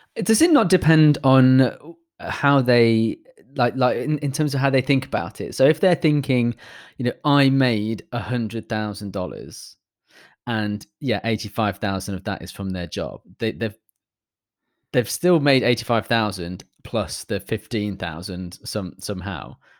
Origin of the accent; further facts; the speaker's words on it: United Kingdom; as a British person